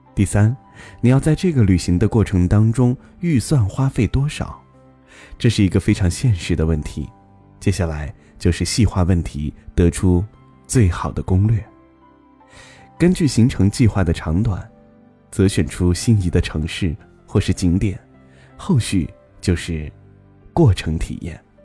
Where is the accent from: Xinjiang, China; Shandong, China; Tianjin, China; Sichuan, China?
Xinjiang, China; 我在新疆，等你来看看我的家乡